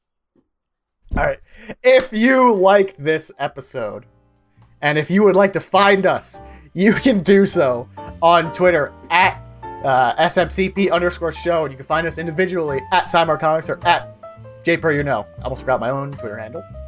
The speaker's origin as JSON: {"language": "English", "region": "Pennsylvania", "country": "United States", "tie": "born or raised there", "said": "I grew up in Pennsylvania."}